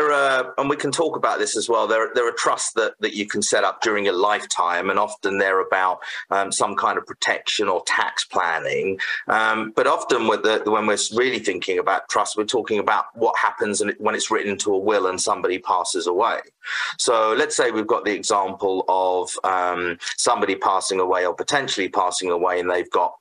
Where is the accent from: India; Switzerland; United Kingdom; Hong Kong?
United Kingdom; moved away as an adult; also born or lived in Canada; now in Saskatoon, Canada; I was originally from the UK, so you probably tell from my accent, and previously had a legal practice there